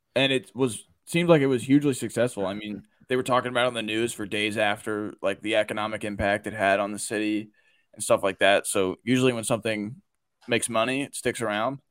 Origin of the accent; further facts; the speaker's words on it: Baltimore, Maryland, United States; I'm from the Baltimore area, I mean, I've, like, growing up, everyone had a Ray Lewis jersey